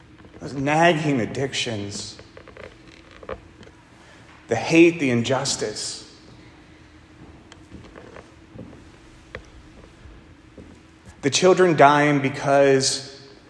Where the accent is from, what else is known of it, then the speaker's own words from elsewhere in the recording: Pittsburgh, Pennsylvania, United States; moved away as an adult; also born or lived in Northern Virginia; I was from Pittsburgh